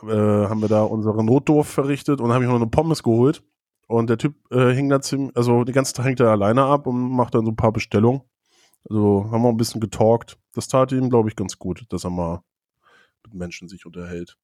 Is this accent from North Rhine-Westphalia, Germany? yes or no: no; Schleswig-Flensburg district, Schleswig-Holstein, Germany; now in Hamburg, Germany; aus dem Kreis Schleswig-Flensburg, wo ich herkomme.